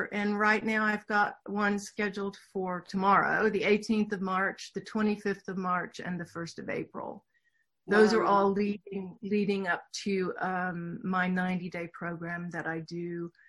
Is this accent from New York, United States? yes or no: no; Houston, Texas, United States; accent: Southern; Sure. Yes, I grew up in Houston, Texas. I can talk with a real Southern accent if I need to, but I worked really hard to lose that.